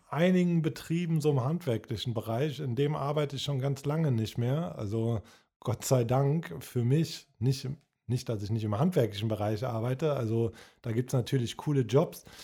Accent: Cologne, North Rhine-Westphalia, Germany; Aber wahrscheinlich einfach, weil ich ein, ich bin ein Kölner Junge

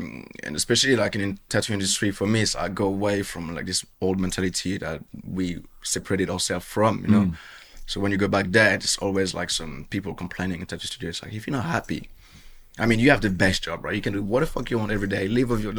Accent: Bordeaux, Nouvelle-Aquitaine, France; accent: French; English is a second language; also born or lived in Marseille / Basque Country / Caribbean; Yeah, so mainly south of France. I was born in Marseille. I grew up in the Basque country, grew up in the Caribbean, where I'm from, where my dad's from, and Bordeaux, that's where I did my teenage years.

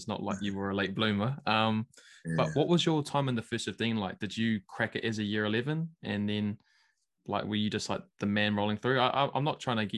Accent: Wellington, New Zealand; also born or lived in Auckland; I'm from Wellington, born and raised really

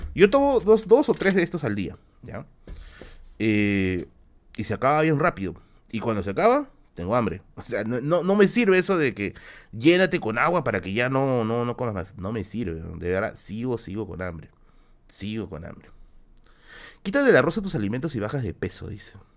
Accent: Villa El Salvador, Lima, Peru; soy de Villa Salvador, Nisi, soy de Villa Salvador

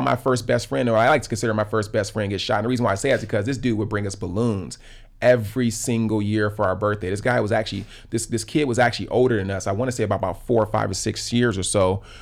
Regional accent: Los Angeles, California, United States; I grew up in South L A, right in the heart of the L A riots

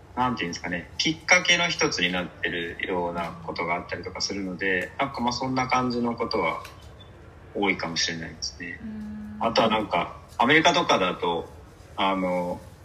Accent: Fukuoka, Japan; 僕ずっと福岡なので、うん、地元福岡出身で福岡でずっと就職もあの学校も就職も福岡なので

